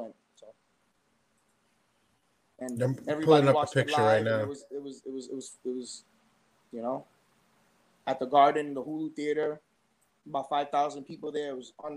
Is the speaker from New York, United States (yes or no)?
yes; New York City, New York, United States; our neighborhood where we grew up on Gun Hill